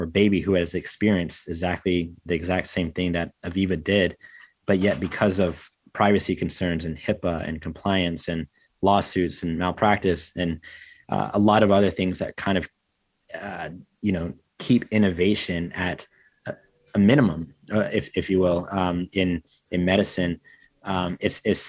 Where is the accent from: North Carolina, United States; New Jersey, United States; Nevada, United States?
North Carolina, United States; growing up in North Carolina, in the States